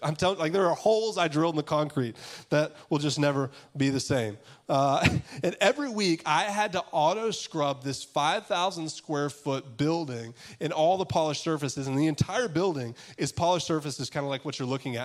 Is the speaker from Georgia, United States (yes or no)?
yes; Augusta, Georgia, United States; I'm from Augusta, Georgia